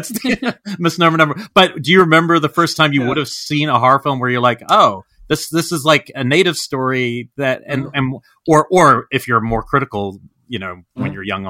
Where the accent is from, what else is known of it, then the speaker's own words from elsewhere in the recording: New Zealand; growing up in New Zealand